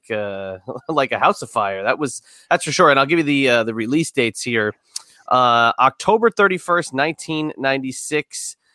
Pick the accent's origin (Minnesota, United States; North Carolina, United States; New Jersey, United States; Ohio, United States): New Jersey, United States; Hazlet; where we grew up in Monmouth County, New Jersey, in Hazlitt, there was a Child World that became a Toys R Us.